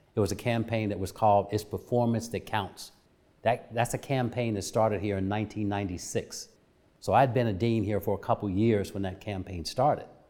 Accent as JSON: {"language": "English", "town": "Dayton", "region": "Ohio", "country": "United States", "tie": "born or raised there", "said": "a young African-American growing up in Dayton, Ohio"}